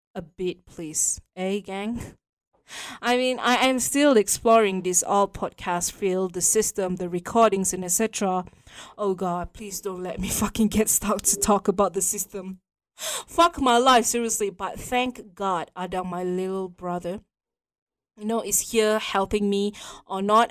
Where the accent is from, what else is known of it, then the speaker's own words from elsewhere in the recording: Malaysia; we are Malaysian, proud to be Malaysian.